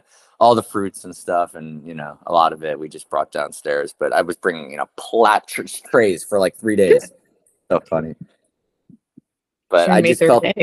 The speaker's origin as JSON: {"language": "English", "town": "New York City", "region": "New York", "country": "United States", "said": "I'm a New York City Jew"}